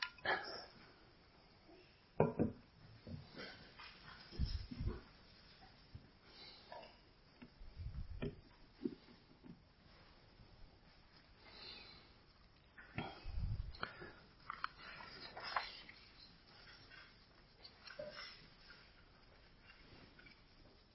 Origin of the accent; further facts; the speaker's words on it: United States; our inclination as American individualists